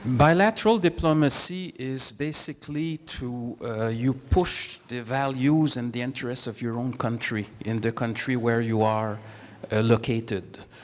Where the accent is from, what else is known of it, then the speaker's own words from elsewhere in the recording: Canada; as a Canadian diplomat